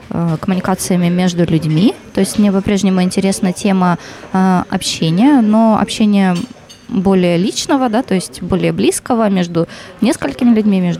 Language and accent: Russian; Khabarovsk, Khabarovsk Krai, Russia; я вообще приехала сюда из Хабаровска, и я подавала в несколько вузов в разных городах.